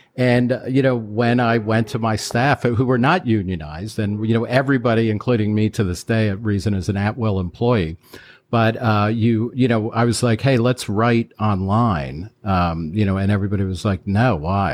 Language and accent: English; Middletown, New Jersey, United States; I grew up lower middle class in Middletown, New Jersey, which is about fifty miles outside of New York